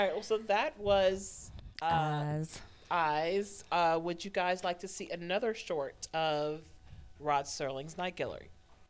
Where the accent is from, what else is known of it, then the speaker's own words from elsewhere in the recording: Binghamton, New York, United States; I was born in Binghamton.